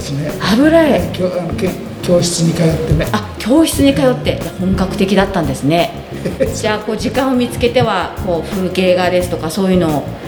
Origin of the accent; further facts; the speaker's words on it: Gunma, Japan; 出身地は群馬県です